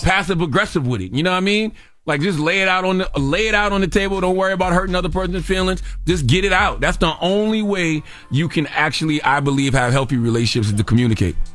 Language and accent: English; South Carolina, United States; I'm a Gamecock fan because I'm from South Carolina